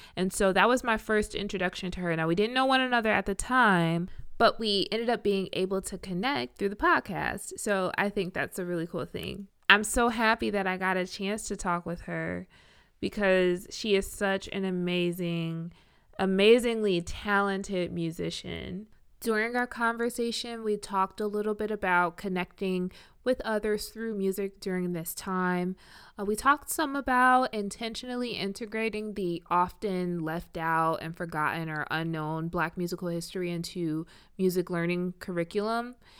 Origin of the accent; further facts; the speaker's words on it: Richmond, Virginia, United States; also born or lived in Iowa; I am from Richmond